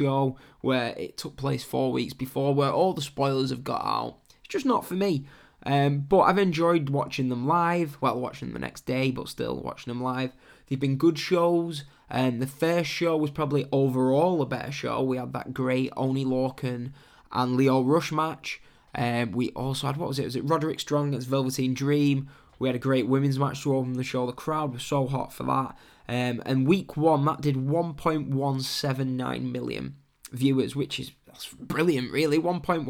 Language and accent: English; England, United Kingdom; I am English.